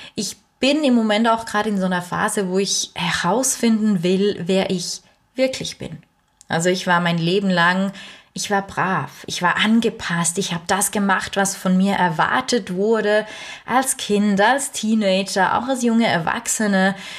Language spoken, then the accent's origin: German; Switzerland; bei uns in der Schweiz